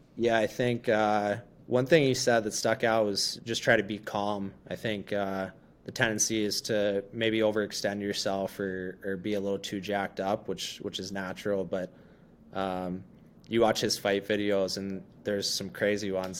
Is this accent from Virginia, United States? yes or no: no; Hollidaysburg, Pennsylvania, United States; now in Chicago, United States; the boys from my hometown